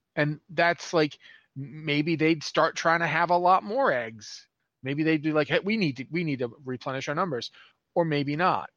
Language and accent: English; United States; moved away as an adult; now in Canada; I am from the United States originally